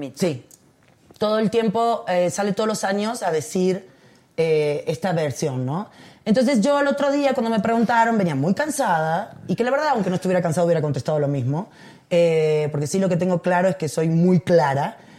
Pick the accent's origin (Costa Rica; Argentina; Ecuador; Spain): Argentina; moved away as an adult; now in Mexico; tengo 21 años viviendo acá. Tengo más años aquí que en Argentina.